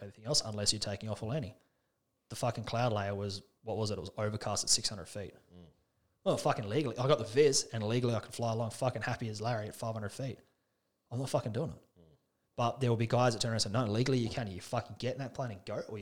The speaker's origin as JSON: {"language": "English", "town": "Alice Springs", "region": "Northern Territory", "country": "Australia", "tie": "born or raised there", "also_born_or_lived": "Canada", "said": "Born and bred in Alice."}